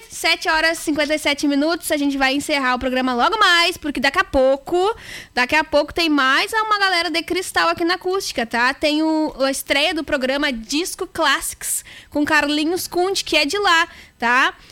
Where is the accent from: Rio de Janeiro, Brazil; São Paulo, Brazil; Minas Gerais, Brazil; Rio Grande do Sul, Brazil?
Rio Grande do Sul, Brazil; Tapes; É, eu sou de TAPES, né? Eu sou de TAPES